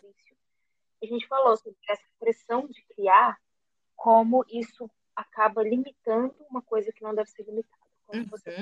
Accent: Brazil; como brasileiro

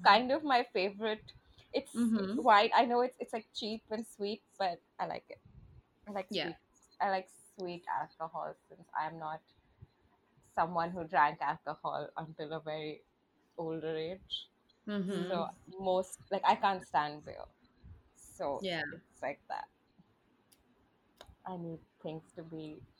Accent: India; I'm from India

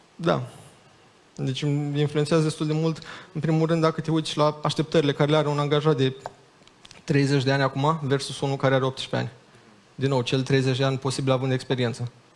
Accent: Iași, Iași County, Romania; also born or lived in Chișinău; eu mi-aminteam de când eram mic cum era în Iași

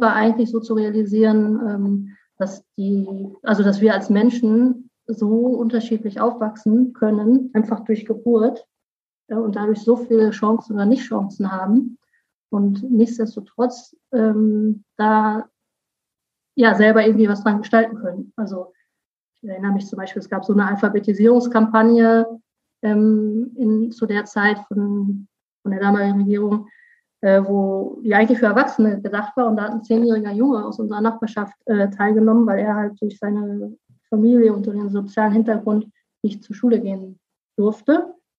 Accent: North Rhine-Westphalia, Germany; also born or lived in Cologne; now in Rhineland-Palatinate, Germany; Ich komme aus NRW

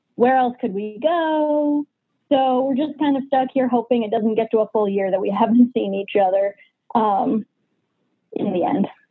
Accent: New Hampshire, United States; I am from New Hampshire

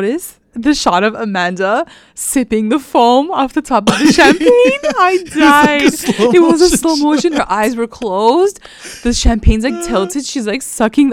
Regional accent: Canada; we're Canadian.

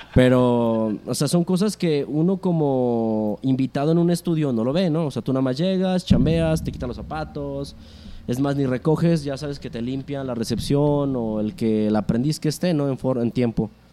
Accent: Aguascalientes, Mexico

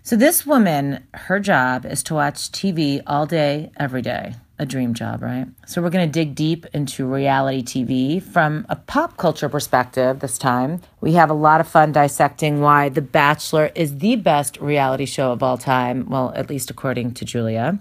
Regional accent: New York, United States; moved away as an adult; now in Los Angeles, United States; I'm from New York, too

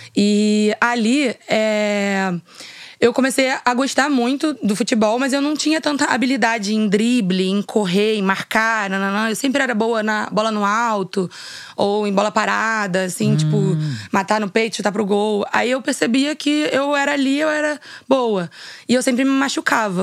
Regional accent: Rio de Janeiro, Brazil; eu sou nascida aqui no Rio de Janeiro, né, na Zona uhum. Sul

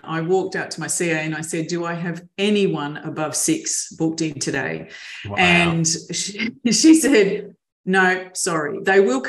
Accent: Mildura, Victoria, Australia; also born or lived in Melbourne; a long time since I was a kid in growing up in Mildura

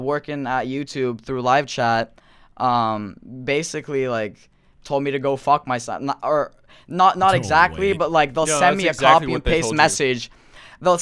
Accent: Norway; I'm not American. I'm from Norway

